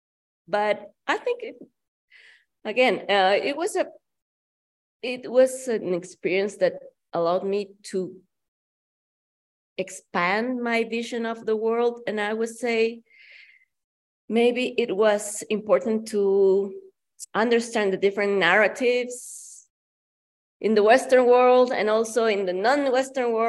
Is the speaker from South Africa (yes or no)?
no; Guayaquil, Guayas, Ecuador; moved away as an adult; also born or lived in Russia; now in Mexico; I am originally from Ecuador, from Guayaquil in particular, from the coast.